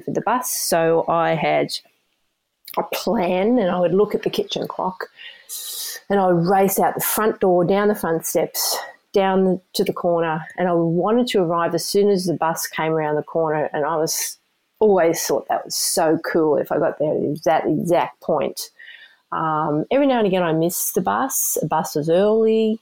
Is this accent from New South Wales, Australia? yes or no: yes; Sydney, New South Wales, Australia; moved away as an adult; also born or lived in Queensland; now in United States; I'm originally from Australia. I grew up in a place called the Sutherland Shire.